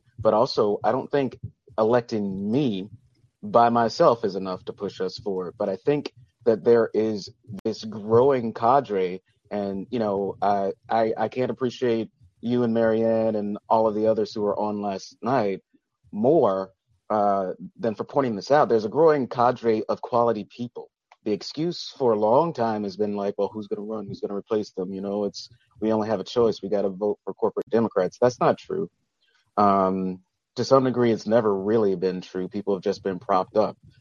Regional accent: the South, United States; now in Culver City, United States; I'm from the South

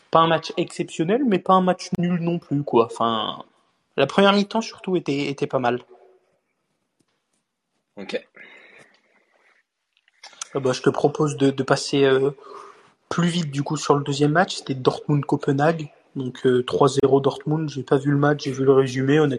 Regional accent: France; Juste ce qu'il faut retenir en tant que Français dans ce match

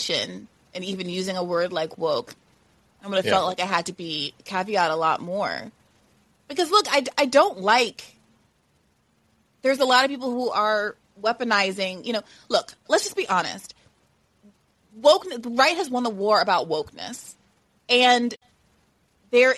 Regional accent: New York, United States; as a woman, as a New Yorker, as a black person

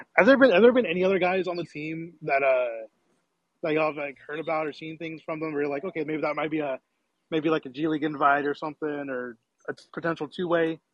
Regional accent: Dallas, Texas, United States; I'm from Dallas

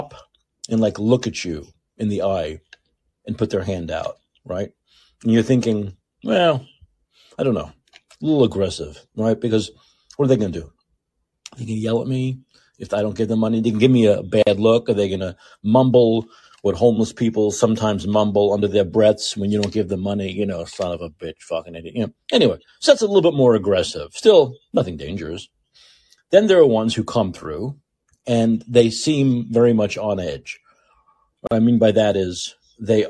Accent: New York City, New York, United States; now in San Francisco, United States; I lived in New York City. I'm from New York City

